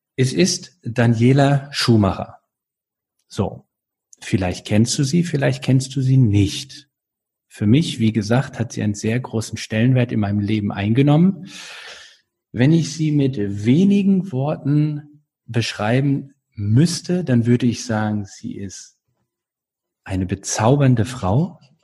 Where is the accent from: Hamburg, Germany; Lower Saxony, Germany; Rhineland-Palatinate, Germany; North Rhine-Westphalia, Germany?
North Rhine-Westphalia, Germany; now in Baden-Württemberg, Germany; ich bin dort aufgewachsen in Nordrhein-Westfalen